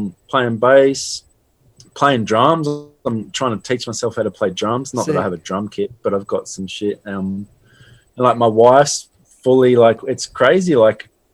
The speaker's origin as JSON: {"language": "English", "town": "Sydney", "region": "New South Wales", "country": "Australia", "said": "I'm from Sydney."}